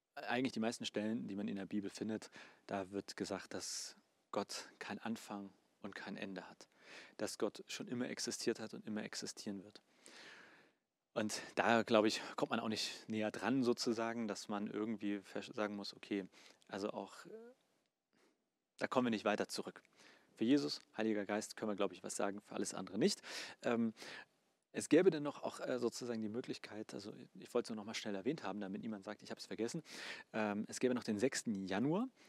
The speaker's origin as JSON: {"language": "German", "country": "Germany", "said": "Bei uns in Deutschland"}